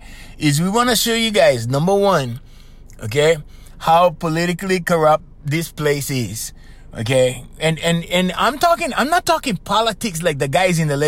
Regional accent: Hawaii, United States; moved away; Maybe it was my island, you know, because I'm from Hawaii, right? We over here

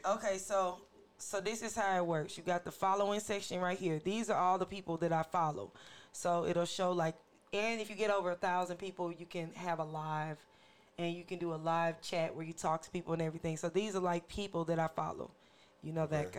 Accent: St. Louis, Missouri, United States; We're all from different walks of life, but we're all from St. Louis

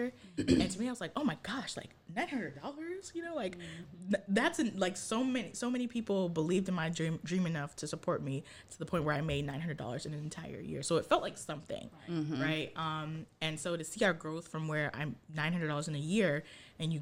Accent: Ghana; also born or lived in Japan; now in United States; I'm from Ghana.

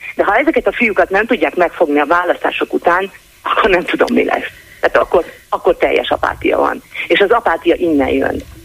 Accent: Szeged, Csongrád-Csanád, Hungary; szegedi vagyok

